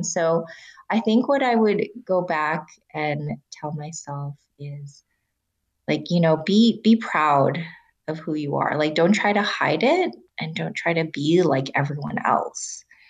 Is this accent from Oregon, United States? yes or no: no; Salt Lake City, Utah, United States; I grew up in Salt Lake City, Utah, in a time where, you know, someone in my class in second grade goes, what, you know, who in this class isn't Mormon?